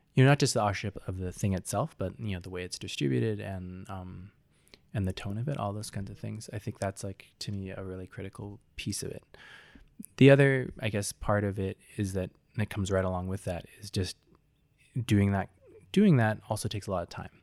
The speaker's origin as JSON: {"language": "English", "town": "Seattle", "region": "Washington", "country": "United States", "tie": "born or raised there", "said": "I grew up in Seattle, Washington"}